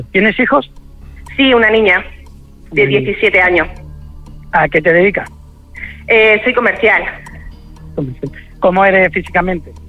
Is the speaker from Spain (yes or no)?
yes; Jaén, Andalusia, Spain; now in Málaga, Spain; vivo en Málaga, pero soy de Jaén, pero vivo en Málaga.